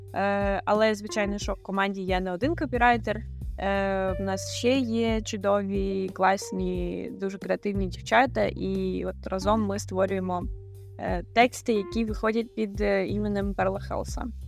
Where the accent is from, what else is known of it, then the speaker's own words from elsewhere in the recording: Kherson, Kherson Oblast, Ukraine; moved away as an adult; now in Portugal; я з Херсона, і вся моя сім'я була в Херсоні